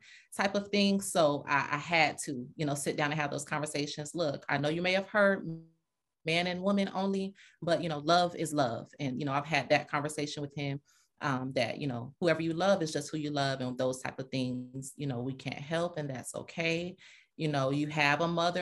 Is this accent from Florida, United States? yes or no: yes; Fort Lauderdale, Florida, United States; moved away as an adult; now in Atlanta, United States; I'm from Fort Lauderdale, raised. I came to Atlanta in 07, so I've been here a while.